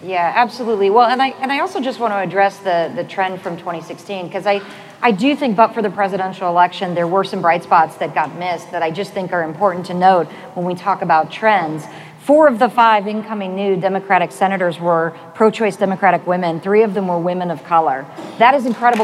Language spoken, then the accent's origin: English; Arizona, United States; moved away; I, I'm from, I grew up in Arizona